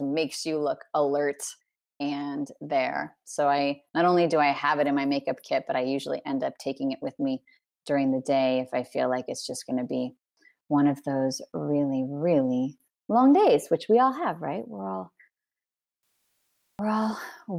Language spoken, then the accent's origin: English; California, United States; moved away as an adult; also born or lived in New York / Los Angeles; now in France; I'm a Californian Parisian, and I'm very proud to be a Californian Parisian.